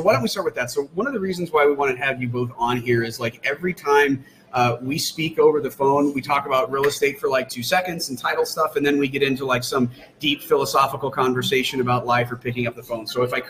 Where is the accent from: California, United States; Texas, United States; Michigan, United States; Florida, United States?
Texas, United States; Texas? Y'all. I speak more. I have the accent more after, like, I talked to my friend in Dallas